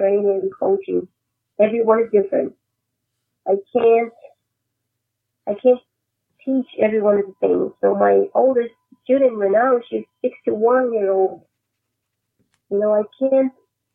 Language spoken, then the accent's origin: English; Brasília, Federal District, Brazil; moved away; it was in Brasilia, my hometown